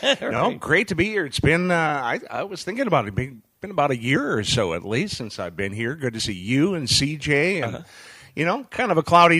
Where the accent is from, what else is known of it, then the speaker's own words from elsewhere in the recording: Fargo, North Dakota, United States; also born or lived in Nashville, Tennessee / Minnesota; now in Saugatuck, Michigan, United States; I'm originally from Fargo, North Dakota.